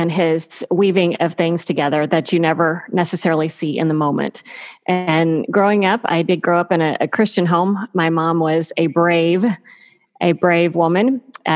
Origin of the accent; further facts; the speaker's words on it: Texas, United States; moved away as an adult; I grew up in Texas